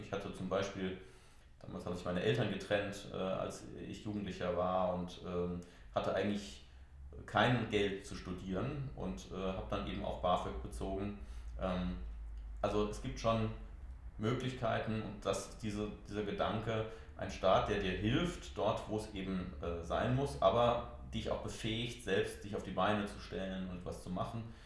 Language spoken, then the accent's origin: German; Haagsheim, Rhineland-Palatinate, Germany; in meinem Heimatort in Haagsheim